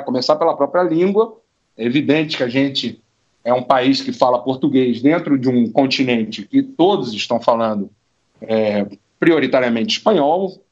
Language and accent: Portuguese; Brazil; moved away as an adult; also born or lived in Mexico; now in Buenos Aires, Argentina